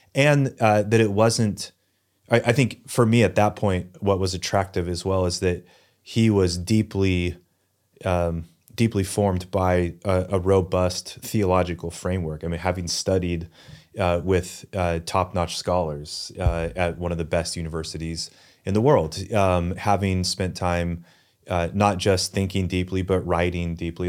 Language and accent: English; Newberg, Oregon, United States; also born or lived in New England; I grew up in Newburgh, went to school here in Newburgh for college